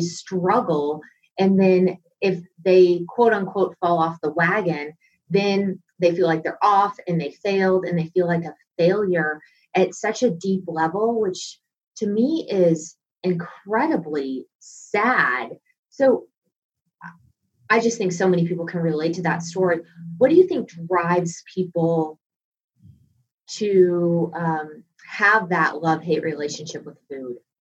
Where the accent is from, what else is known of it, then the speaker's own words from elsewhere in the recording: Texas, United States; moved away; I was from Texas at this time